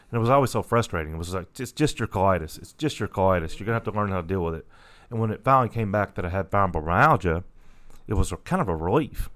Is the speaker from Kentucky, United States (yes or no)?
yes; La Grange, Kentucky, United States; So I grew up in in um, Lagrange, about 20, 20 25 miles uh, northeast of Louisville.